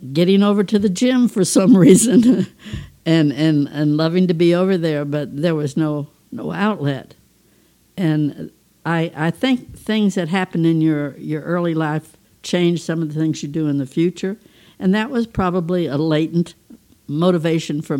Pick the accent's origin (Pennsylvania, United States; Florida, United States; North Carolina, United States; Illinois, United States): Florida, United States; St. Petersburg; I had the great fortune of growing up in St. Petersburg, Florida